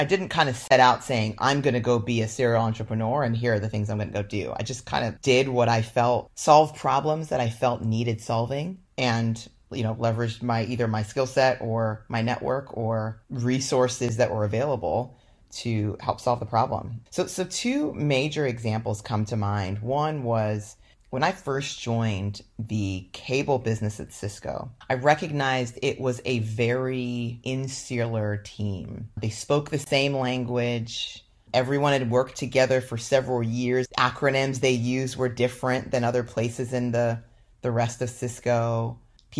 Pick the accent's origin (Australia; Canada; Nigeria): Nigeria; also born or lived in London, United Kingdom; now in United States; You know, I'm Nigerian by birth and grew up as a Nigerian immigrant in Western countries. So one in London, England, where I was born, and then moved to the United States.